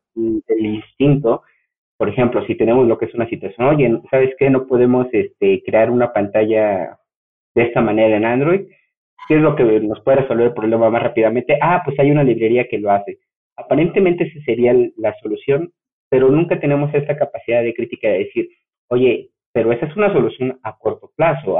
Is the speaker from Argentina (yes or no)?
no; Mexico; soy mexicano